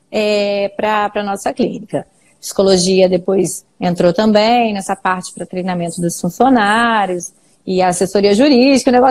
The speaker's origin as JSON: {"language": "Portuguese", "town": "Niterói", "region": "Rio de Janeiro", "country": "Brazil", "lives_now": "Cachoeiro de Itapemirim, Brazil", "said": "eu sou de Niterói, eu fiz UF, na Universidade Federal Fluminense"}